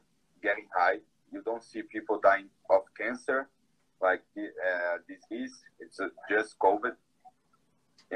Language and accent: English; Brazil; English is a second language; here in Brazil. It's my hometown, actually, but I don't live there anymore.